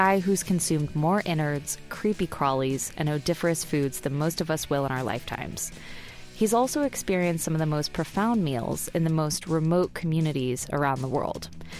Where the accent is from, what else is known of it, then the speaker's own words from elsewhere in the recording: Austin, Texas, United States; my hometown, Austin, Texas